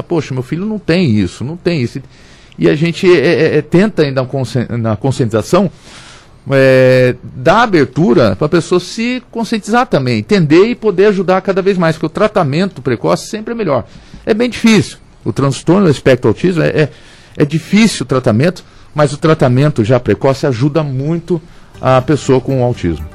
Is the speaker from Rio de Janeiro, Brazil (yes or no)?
no; São José dos Campos, São Paulo, Brazil; eu sou nascido em São José dos Campos, sou juseense, é, tive em vários bairros aqui